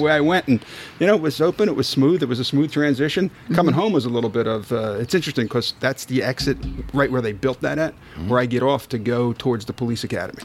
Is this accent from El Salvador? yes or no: no; Philadelphia, Pennsylvania, United States; I'm from Philadelphia